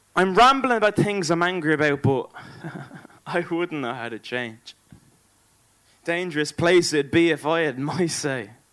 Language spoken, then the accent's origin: English; Ireland; We are the Irish bards, the word wizards